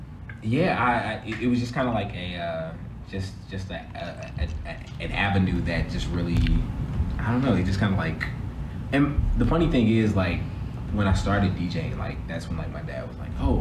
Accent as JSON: {"language": "English", "town": "East St. Louis", "region": "Illinois", "country": "United States", "tie": "born or raised there", "said": "I grew up in East St. Louis."}